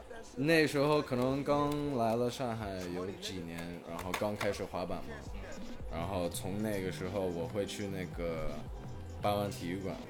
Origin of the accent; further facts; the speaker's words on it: China; also born or lived in Hong Kong; 我是一个香港出生的英国的混血，我妈是英国的，我爸是香港的，然后从小就住在中国